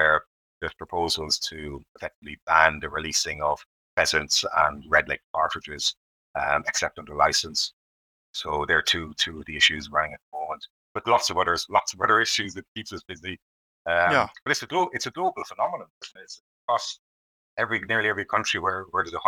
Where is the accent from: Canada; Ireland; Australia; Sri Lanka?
Ireland; now in United Kingdom; I grew up in Ireland